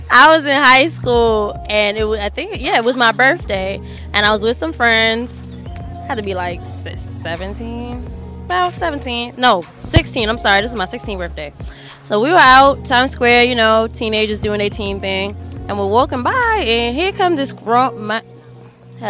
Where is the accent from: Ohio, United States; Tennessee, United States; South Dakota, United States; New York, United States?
New York, United States; New York City; I'm from Brooklyn.